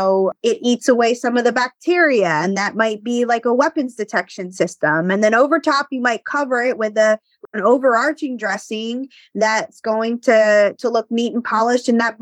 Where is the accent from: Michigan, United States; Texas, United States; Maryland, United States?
Maryland, United States; Baltimore; I'm from Baltimore